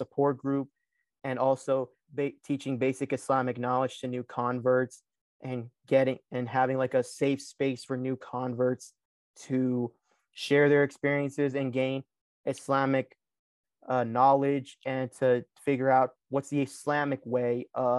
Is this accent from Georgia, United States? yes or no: yes; Lawrenceville, Georgia, United States; So the thing was that, yes, in my hometown of Lawrenceville, I did deal with that.